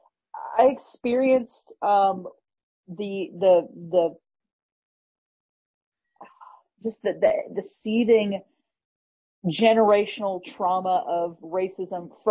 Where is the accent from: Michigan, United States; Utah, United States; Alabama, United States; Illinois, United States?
Alabama, United States; Birmingham; also born or lived in New England; When I was just beginning school age, when I was like five, we moved from New England down to Birmingham, Alabama.